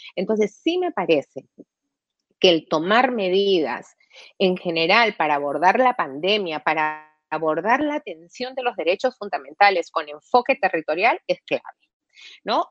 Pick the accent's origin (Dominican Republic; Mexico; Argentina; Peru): Peru; como peruana